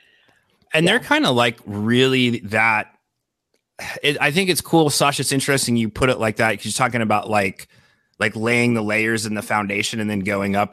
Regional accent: Denver, Colorado, United States; moved away as an adult; also born or lived in Brooklyn, New York; now in Nebraska, United States; I grew up in Denver

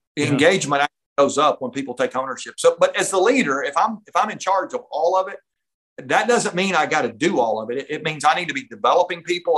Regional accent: North Georgia, United States; I grew up up in North Georgia

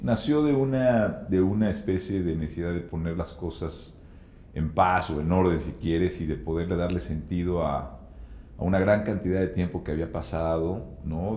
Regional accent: Mexico

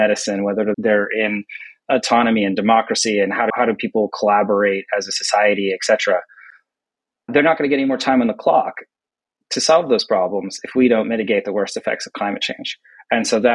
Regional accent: United States; my home country here, the US

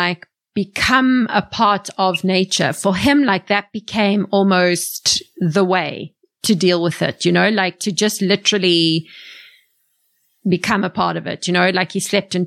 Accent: South Africa; growing up in South Africa

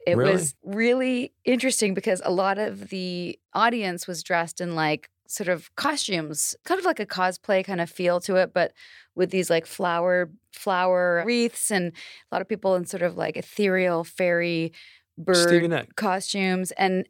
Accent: Canada; now in Atlanta, United States; I'm from Canada.

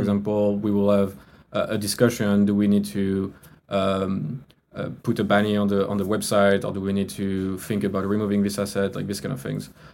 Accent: France; English is a second language; moved away; you can hear from my accent right i'm not from the us i was i'm from france

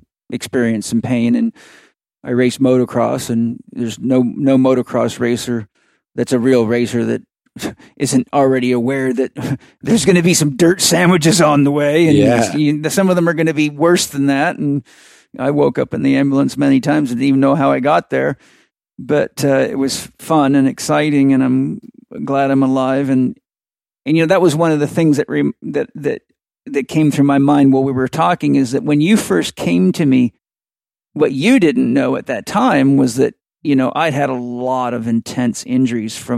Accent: Vancouver Island, British Columbia, Canada; I'm from Vancouver Island in the middle of nowhere.

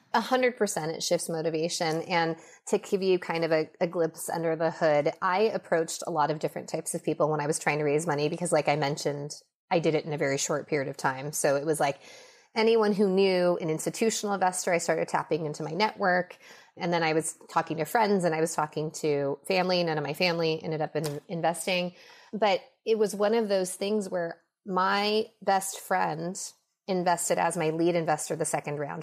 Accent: Los Angeles, California, United States; also born or lived in Minnesota; I was raised mostly in Los Angeles.

